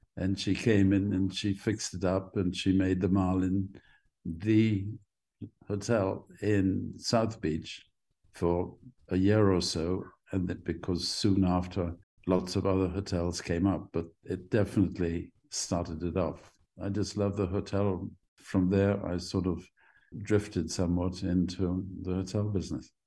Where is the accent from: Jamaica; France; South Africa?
Jamaica; also born or lived in London, United Kingdom; I was born in the middle of the sort of west end of London. And then my mother and father took me back by boat to uh, Jamaica.